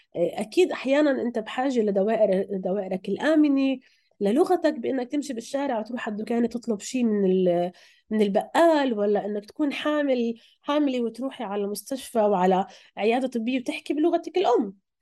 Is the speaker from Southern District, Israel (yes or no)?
no; Acre, Northern District, Israel; moved away as an adult; also born or lived in Stuttgart, Germany / Berlin, Germany; now in Amsterdam, Netherlands; انا من عكا